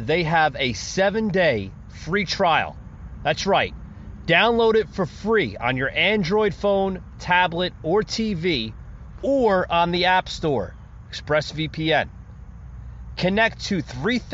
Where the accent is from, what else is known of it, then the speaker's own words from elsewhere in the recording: United States; as Americans, as citizens of the United States of America